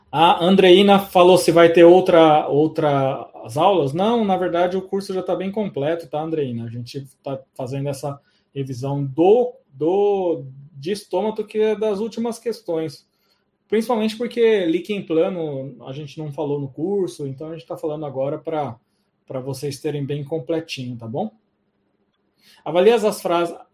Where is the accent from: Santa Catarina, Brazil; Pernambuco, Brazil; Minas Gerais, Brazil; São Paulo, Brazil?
São Paulo, Brazil; Suzano; Suzano é minha cidade natal, Suzano é onde eu sou funcionário afastado e vamos ter curso sim.